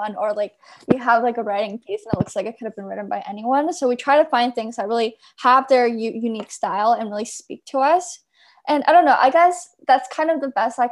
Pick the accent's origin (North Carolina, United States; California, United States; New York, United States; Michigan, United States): California, United States; Bay Area; I'm from the Bay Area